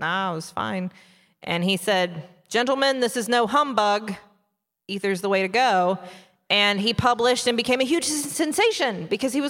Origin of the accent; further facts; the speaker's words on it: West Virginia, United States; We're from West Virginia